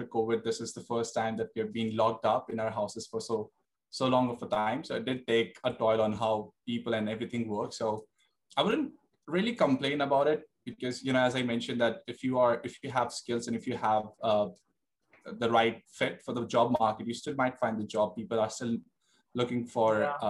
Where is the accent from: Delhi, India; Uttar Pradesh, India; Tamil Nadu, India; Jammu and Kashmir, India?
Delhi, India; moved away as an adult; now in Sydney, Australia; I was born and raised in Delhi. That's where I've spent 20 years of my life. And at 21, I decided to come to Australia